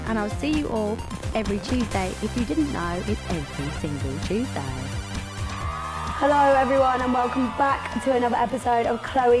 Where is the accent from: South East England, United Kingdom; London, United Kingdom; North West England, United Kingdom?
South East England, United Kingdom; Bicester; my whole family supports Arsenal and we're all from Bicester